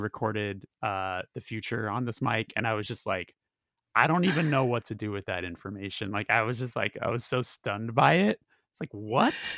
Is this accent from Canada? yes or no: no; Burbank, California, United States; I'm from Burbank